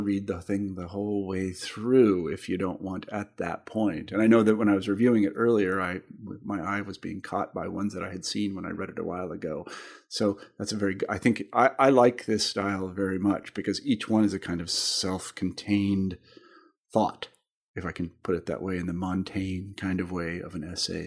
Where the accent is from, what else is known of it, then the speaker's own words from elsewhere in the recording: Kansas, United States; now in Western Massachusetts, United States; I'm from Kansas originally